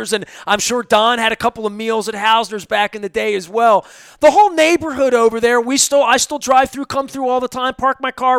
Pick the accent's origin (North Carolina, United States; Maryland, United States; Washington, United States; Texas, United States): Maryland, United States; Baltimore; I grew up in Highlandtown